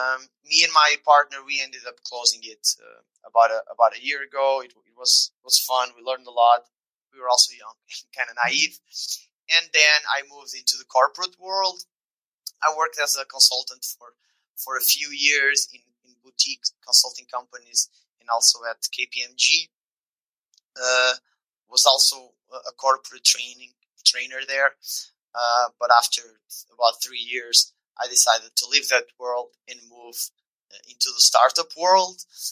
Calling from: Lisbon, Portugal; I'm tuning in from Lisbon in Portugal, like southwest corner of the European continent.

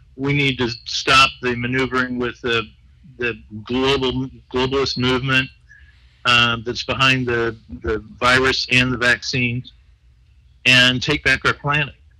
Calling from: Long Beach, California, United States; I'm calling from Long Beach, California

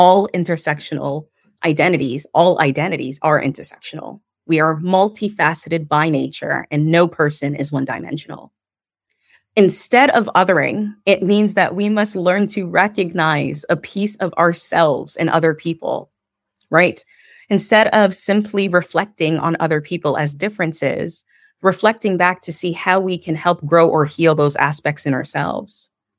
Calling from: Toronto, Ontario, Canada; Today, I'm calling in from Niagara Falls instead of where I'm usually residing, which is in Toronto.

